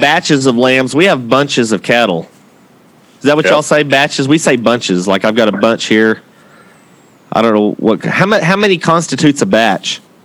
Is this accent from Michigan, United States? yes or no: no; Texas, United States; I'm from the 806.